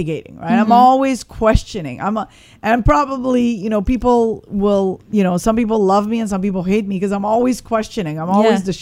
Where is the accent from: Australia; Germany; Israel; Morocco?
Morocco; moved away; I was born in Morocco. Mm-hmm. So I'm North African.